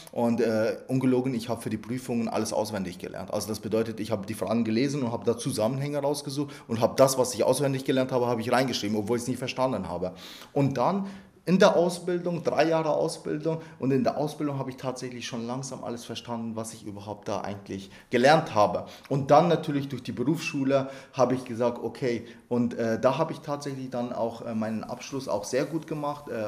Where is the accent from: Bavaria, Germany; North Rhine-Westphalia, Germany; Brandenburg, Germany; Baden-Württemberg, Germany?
Bavaria, Germany; Sie wissen ja, dass ich einen Migrationshintergrund habe, ich komme ja aus Niederbayern.